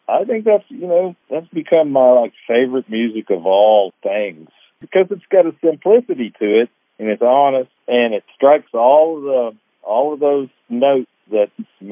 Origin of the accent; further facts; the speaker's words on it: Ohio, United States; I'm from Ohio originally, but my people are all from the South, so we'd go back to West Virginia